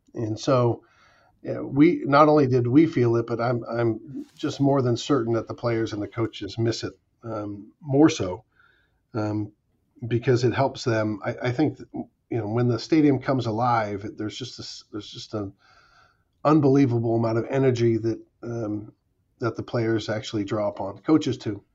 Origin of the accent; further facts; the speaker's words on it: Pacifica, California, United States; I was on a, the high school team at Oceana High School in Pacifica, uh, which was my hometown